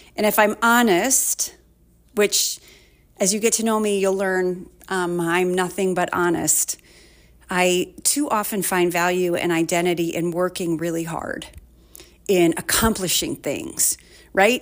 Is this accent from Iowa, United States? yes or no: yes; Waterloo, Iowa, United States; I grew up in Waterloo